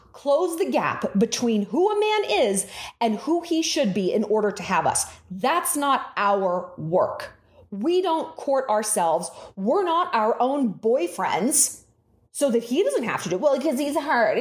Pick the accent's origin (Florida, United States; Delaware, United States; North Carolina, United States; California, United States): California, United States; Newport Beach; my hometown of Crystal Cove in Newport Beach